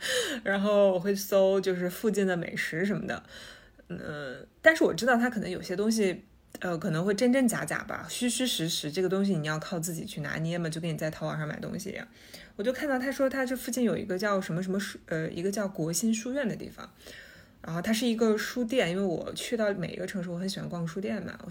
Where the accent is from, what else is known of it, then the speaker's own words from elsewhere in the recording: China; 作为中国人，